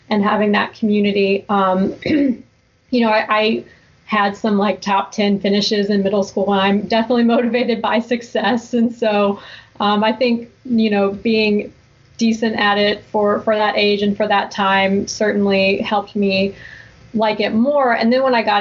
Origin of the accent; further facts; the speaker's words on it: Georgia, United States; also born or lived in Lafayette, Louisiana / Midwest; I've lived here the vast majority of my life, but I was born in Louisiana and then lived in a couple of Midwest states before we moved to Georgia when I was 4. So I really think of myself as being from Georgia